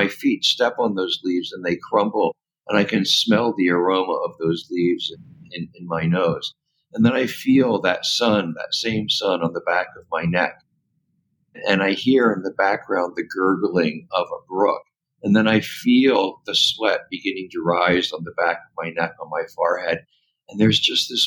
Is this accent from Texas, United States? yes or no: no; Washington, District of Columbia, United States; moved away; also born or lived in California; I grew up in Washington, D.C.